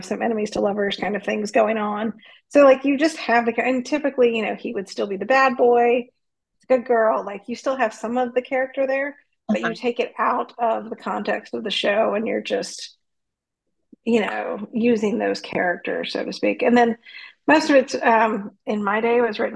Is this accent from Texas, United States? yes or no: no; North Carolina, United States; moved away as an adult; also born or lived in Bay Area, California / San Diego, California; from North Carolina originally